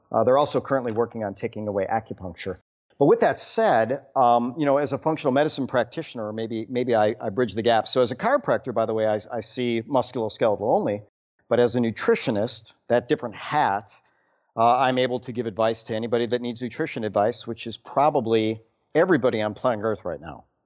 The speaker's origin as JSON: {"language": "English", "region": "Wisconsin", "country": "United States", "tie": "born or raised there", "moved": "yes", "lives_now": "Houston, United States", "said": "born and raised in Wisconsin"}